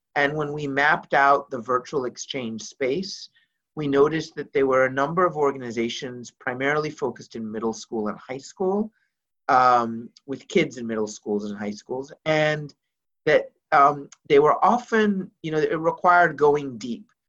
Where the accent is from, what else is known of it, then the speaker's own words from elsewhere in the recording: Beirut, Beirut Governorate, Lebanon; moved away; I grew up in Beirut, Lebanon